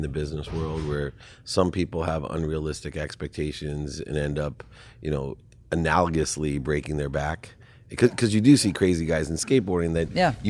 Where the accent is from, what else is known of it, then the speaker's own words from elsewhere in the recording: San Diego, California, United States; And I grew up in South Mission Beach, San Diego.